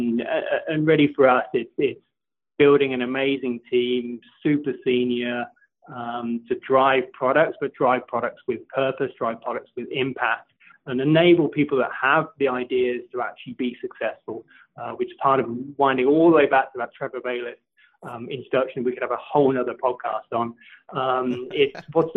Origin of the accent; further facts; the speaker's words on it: Oxfordshire, South East England, United Kingdom; moved away; So from the UK, I grew up in Oxfordshire